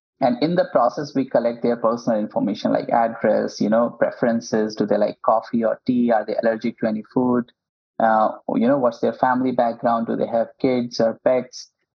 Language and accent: English; India; English is a second language; now in United States; when I moved to Silicon Valley from India, the biggest challenge for me and my other co-founder was, you know, how to build relationships.